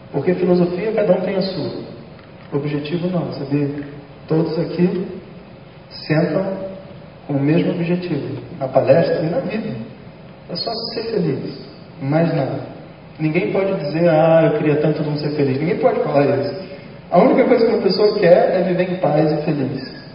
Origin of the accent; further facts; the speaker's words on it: Rio de Janeiro, Brazil; Eu moro no Rio de Janeiro que é onde eu nasci, e eu acho que uma pessoa deve viver onde ela nasceu.